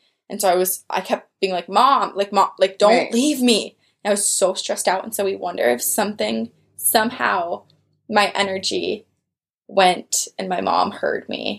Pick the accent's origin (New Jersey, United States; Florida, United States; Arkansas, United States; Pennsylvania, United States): New Jersey, United States; my brother and I were taken to our Aunt Sherry's house near where I grew up in Jersey.